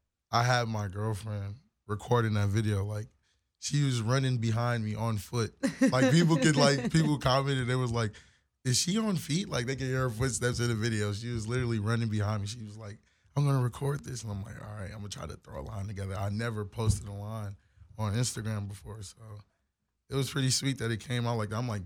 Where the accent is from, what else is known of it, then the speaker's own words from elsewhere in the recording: Joliet, Illinois, United States; born there; also born or lived in Minnesota / Detroit, Michigan; So I was born in Joliet, Illinois. So okay. I lived in Illinois. I got family still out that way. And I moved from Illinois to Minnesota